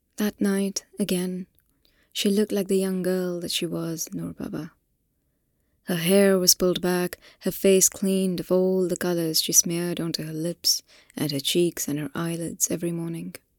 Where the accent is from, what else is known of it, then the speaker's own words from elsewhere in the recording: Hyderabad, Telangana, India; moved away; this is my own city. I'm from Hyderabad